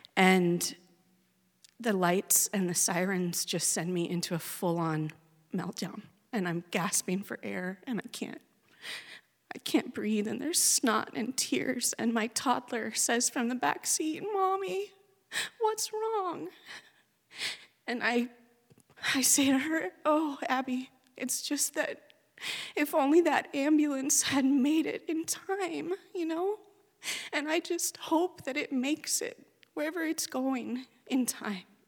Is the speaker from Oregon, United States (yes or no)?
yes; Oregon, United States; born or raised there; moved away